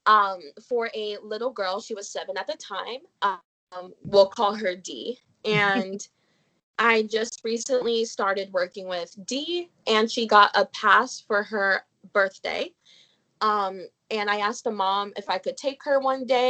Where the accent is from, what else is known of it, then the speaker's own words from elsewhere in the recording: New Jersey, United States; moved away as an adult; now in Florida, United States; I'm from New Jersey. I go to school at the University of Central Florida.